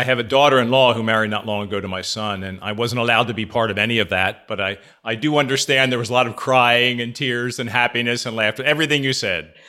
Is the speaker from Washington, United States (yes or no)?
no; near Conshohocken, Pennsylvania, United States; Headquartered in Conshohocken, Pennsylvania, near my hometown